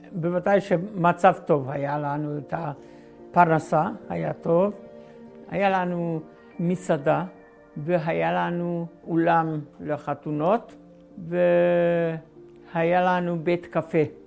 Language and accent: Hebrew; Slovakia; moved away; אני נולדתי בגרנטה ב-1930